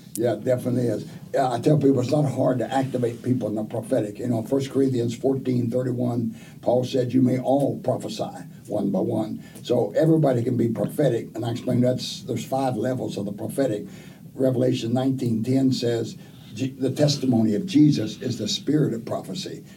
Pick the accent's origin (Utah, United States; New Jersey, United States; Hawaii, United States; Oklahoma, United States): Oklahoma, United States; I was raised in Oklahoma